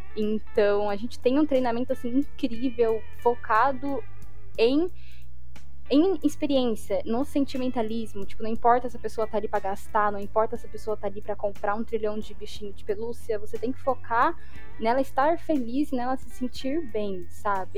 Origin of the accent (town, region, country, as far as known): Brazil; moved away